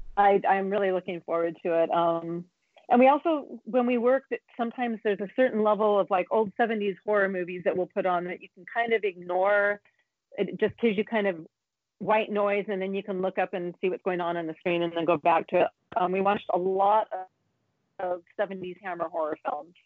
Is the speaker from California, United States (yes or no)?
yes; San Diego, California, United States; San Diego is my hometown